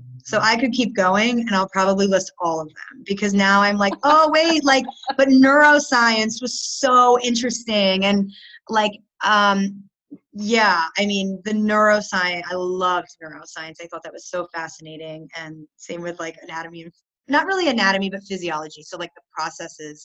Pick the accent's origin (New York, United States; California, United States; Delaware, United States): Delaware, United States; Newark; moved away as an adult; I grew up in Newark, Delaware, which is where the University of Delaware was